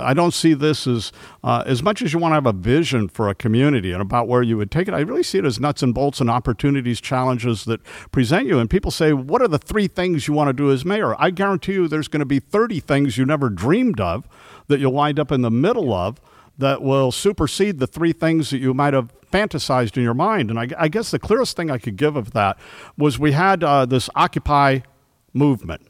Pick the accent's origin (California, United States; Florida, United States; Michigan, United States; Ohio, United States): California, United States; Los Angeles; I grew up in, uh, Toluca Lake, North Hollywood, California